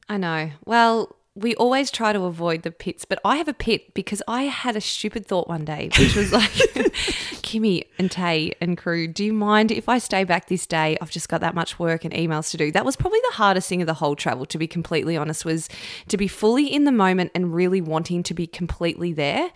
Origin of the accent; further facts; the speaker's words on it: Camperdown, Victoria, Australia; when I was growing up in Camperdown as a young girl